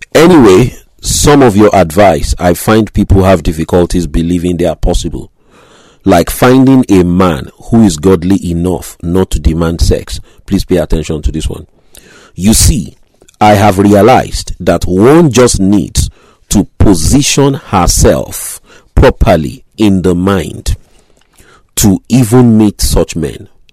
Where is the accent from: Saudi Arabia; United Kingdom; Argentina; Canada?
United Kingdom; Grays, East of England; my hometown, Grays, Essex